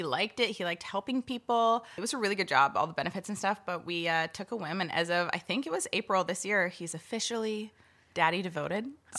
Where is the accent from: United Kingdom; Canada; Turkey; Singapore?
Canada; Chilliwack, British Columbia; also born or lived in Yarrow / Kelowna; I was born in Chilliwack, and I lived there for like quite a while, but I also moved around a lot.